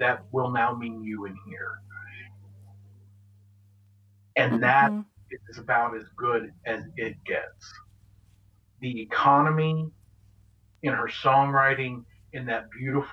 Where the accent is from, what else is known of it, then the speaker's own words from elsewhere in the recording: rural Southwest Ohio, United States; I grew up in Ohio, rural Southwest Ohio